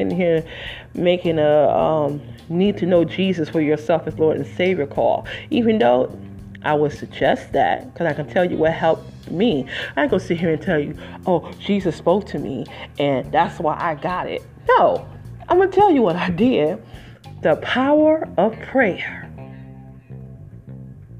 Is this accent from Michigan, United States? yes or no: yes; Detroit, Michigan, United States; I'm original from the Motor City, Detroit 313, raised in Moore and went to high school there at Denby Preparatory Technical High School